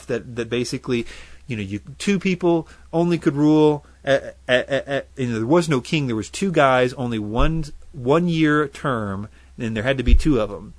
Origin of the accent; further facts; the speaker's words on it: United States; I'm American to the core.